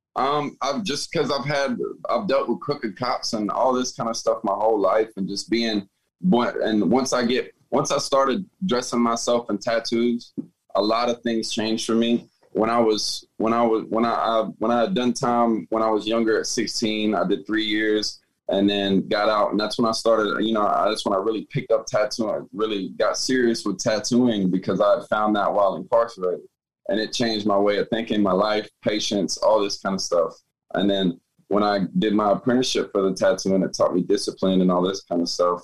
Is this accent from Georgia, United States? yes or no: yes; Atlanta, Georgia, United States; also born or lived in Woodstock, Georgia / Marietta, Georgia / Decatur, Georgia; now in Tampa, United States; I'm actually originally from Atlanta